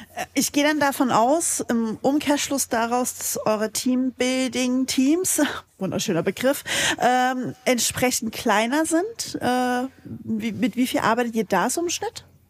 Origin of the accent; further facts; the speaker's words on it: Saxony, Germany; accent: Saxon; da ich persönlich gebürtiger Sachse bin, leite ich sowas immer auf Sächsisch